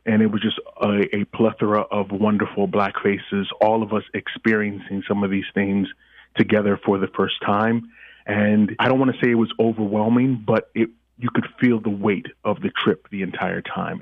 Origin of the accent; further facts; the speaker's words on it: Nigeria; moved away; I am Nigerian by birth and by descendantry